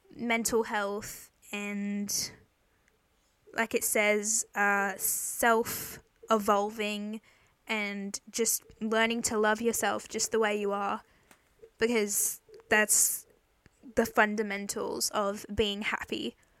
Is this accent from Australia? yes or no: yes; Queensland, Australia; I'm from Australia in Queensland